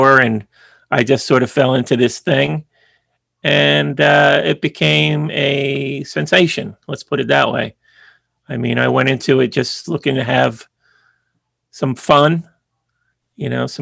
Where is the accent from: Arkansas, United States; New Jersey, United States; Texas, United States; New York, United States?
New Jersey, United States; Howell; also born or lived in Bayonne, New Jersey; I've been spending a lot of time in my hometown, Howell, New Jersey, which is central Jersey